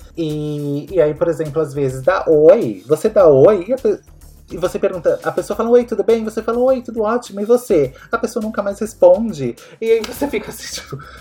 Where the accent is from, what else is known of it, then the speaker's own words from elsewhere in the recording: Brazil; eu sou brasileiro